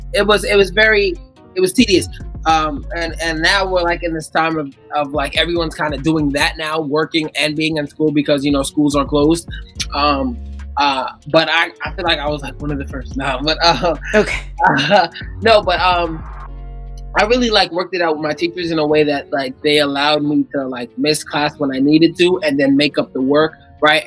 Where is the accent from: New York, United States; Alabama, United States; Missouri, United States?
New York, United States; I'm from New York